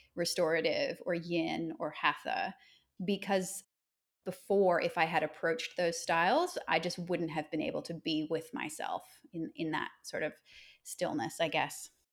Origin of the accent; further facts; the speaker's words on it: Nova Scotia, Canada; moved away as an adult; now in Australia; I grew up in Nova Scotia